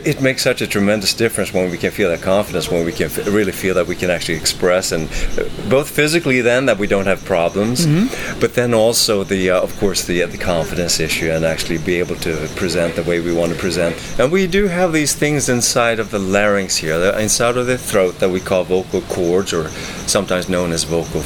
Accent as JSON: {"language": "English", "country": "Sweden", "moved": "yes", "said": "I'm originally from Sweden, so I worked as a performer there."}